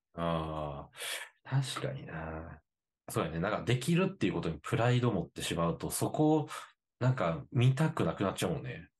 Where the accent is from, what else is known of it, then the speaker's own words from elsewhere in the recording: Osaka, Japan; moved away; 一応生まれと育ちが大阪やから。